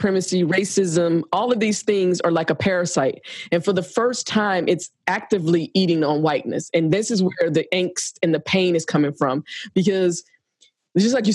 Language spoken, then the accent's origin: English; Georgia, United States; I'm from Georgia